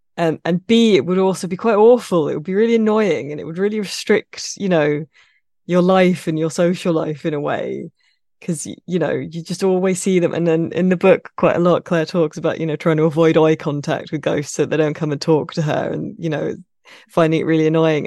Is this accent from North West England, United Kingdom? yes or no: no; Midsomer Murders country, South East England, United Kingdom; I grew up in Midsummer Murder's country, basically. It's set in a fictional county, but that is where I am from in the U K, pretty much that area.